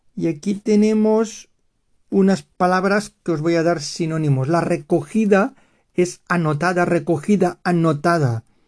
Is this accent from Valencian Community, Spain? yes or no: yes; Valencian Community, Spain; first language Spanish; aquí la comunidad valenciana de donde soy yo